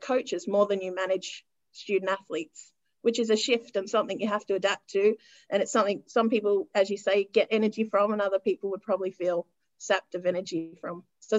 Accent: Australia; I actually stepped away from Patna and went back to my home country, which at that time was Australia

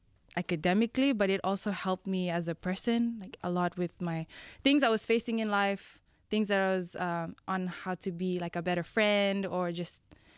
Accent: Fiji; moved away; I am from the beautiful islands of Fiji. I'm half Tongan.

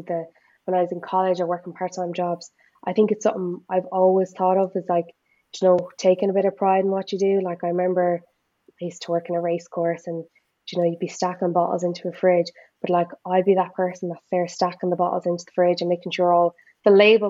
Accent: Ireland; as Irish people

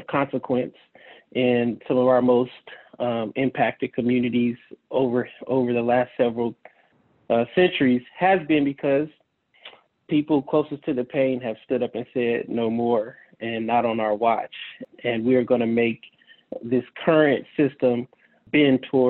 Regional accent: San Francisco, California, United States; I grew up in the San Francisco community neighborhoods, Baby Hunters Point, during the height of the crack cocaine epidemic

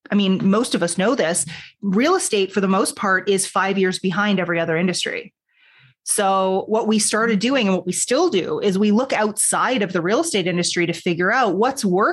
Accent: Toronto, Ontario, Canada; I'm Canadian, born in Toronto.

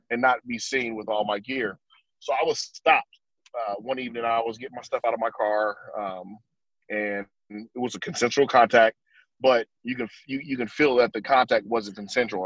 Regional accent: Fresno, California, United States; Born and raised in uh, Fresno, California, the Central Valley

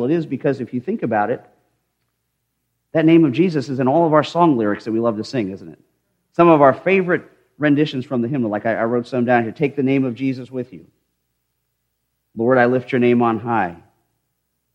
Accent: United States; I am very honored to wear the name and the title of American

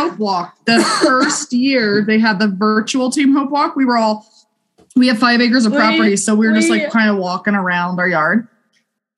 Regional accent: New Jersey, United States; moved away; growing up in New Jersey

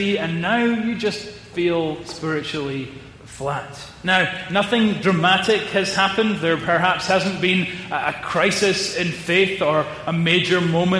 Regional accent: Edinburgh, Scotland, United Kingdom; my hometown of Edinburgh

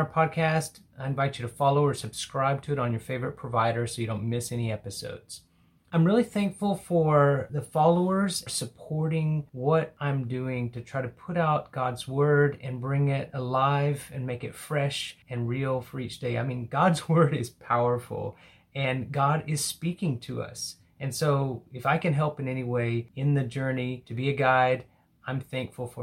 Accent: Hobbs, New Mexico, United States; I was in a small town in the southeast called Hobbs.

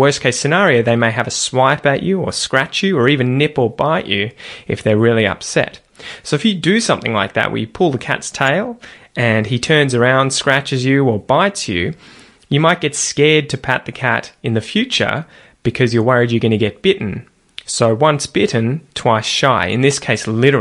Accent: Australia; accent: Australian

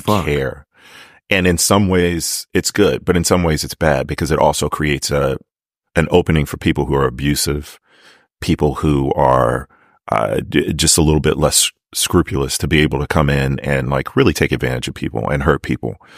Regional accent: Maryland, United States; I'm from Maryland. Like I know that accent

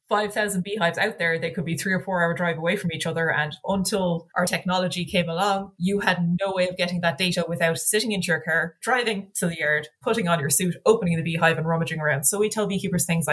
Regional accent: Ireland; I'm a little bit biased being Irish

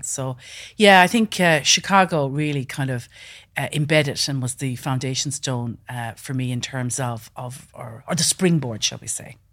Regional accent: west coast of Ireland, Ireland; moved away; when I was growing up in Ireland, really. And, um, I'm originally from the west coast of Ireland, a small farm

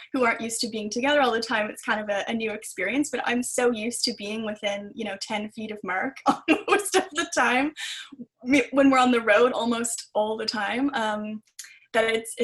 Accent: Ontario, Canada; I'm from Ontario

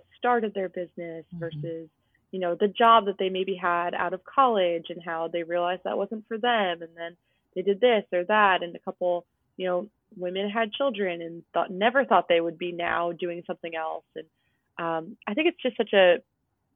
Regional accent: New Jersey, United States; also born or lived in outside Boston; now in Massachusetts, United States; I grew up in New Jersey

